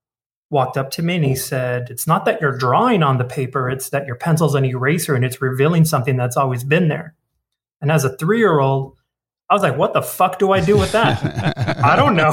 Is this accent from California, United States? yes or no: yes; Baldwin Park, California, United States; I grew up in Baldwin Park.